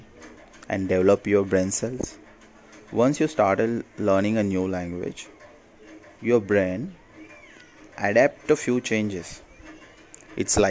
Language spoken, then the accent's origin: English; Mumbai, Maharashtra, India; I'm from Mumbai, India.